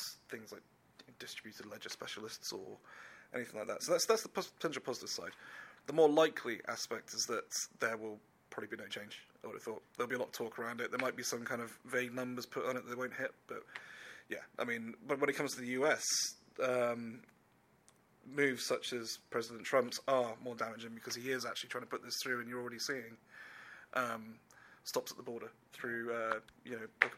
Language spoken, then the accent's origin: English; England, United Kingdom; moved away as an adult; now in United States; I'm obviously English